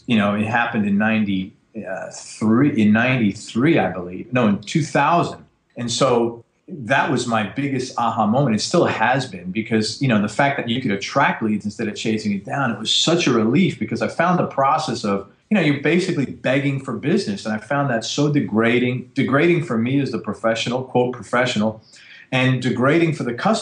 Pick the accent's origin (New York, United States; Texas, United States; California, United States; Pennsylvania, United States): New York, United States; New York City; I grew up in the Bronx, in probably the worst area of the world you could live